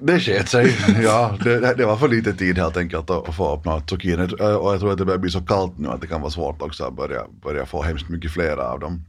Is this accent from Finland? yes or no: yes; Dalsbruk, Southwest Finland, Finland; now in Helsinki, Finland; har jag vuxit upp på landet